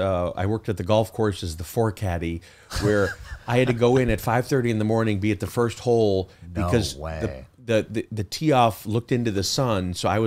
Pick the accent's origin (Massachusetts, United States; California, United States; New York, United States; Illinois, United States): Illinois, United States; Chicago; I grew up in Chicago. I got I'm the youngest of four brothers.